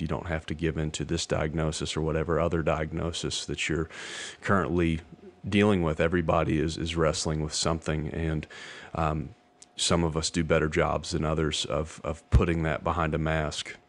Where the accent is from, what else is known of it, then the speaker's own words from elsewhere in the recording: Hot Springs, Arkansas, United States; I'm from Hot Springs, Arkansas